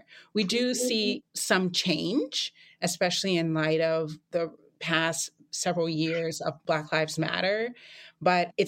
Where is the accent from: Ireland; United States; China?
United States; North Carolina; my home state of North Carolina, which I love so much